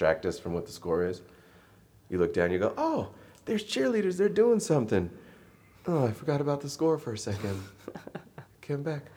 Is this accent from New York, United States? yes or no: no; California, United States; I'm from California